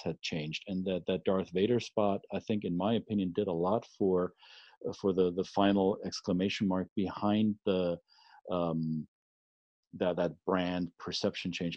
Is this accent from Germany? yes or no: yes; Germany; moved away as an adult; now in United States; when I grew up in the 80s and 90s in, in Germany